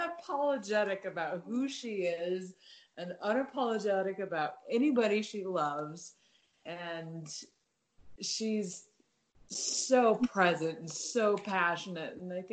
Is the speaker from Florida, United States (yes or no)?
no; Utah, United States; well, when I was growing up in Utah, it was the gay Denny's in Salt Lake City